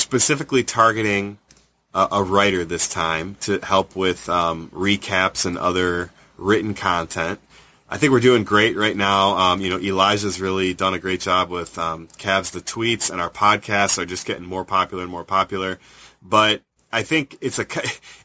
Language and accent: English; Cleveland, Ohio, United States; growing up in Cleveland